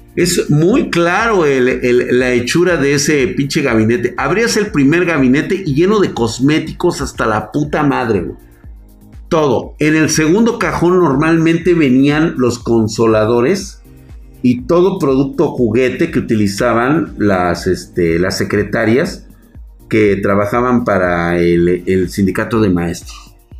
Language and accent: Spanish; Mexico; yo soy mexicano